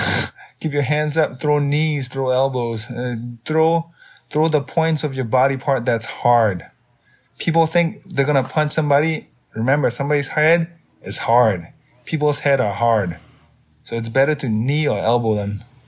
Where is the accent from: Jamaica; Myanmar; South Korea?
Myanmar; now in United States; I grew up in Myanmar.